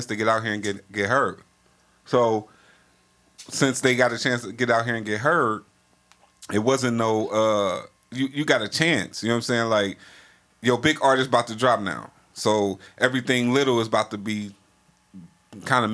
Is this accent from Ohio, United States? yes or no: yes; Cleveland, Ohio, United States